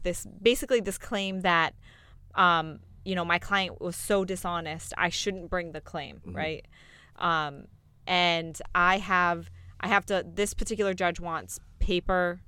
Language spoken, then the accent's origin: English; Buzzards Bay, Massachusetts, United States; moved away; I am originally from Massachusetts. I'm from a very small town, a village, actually.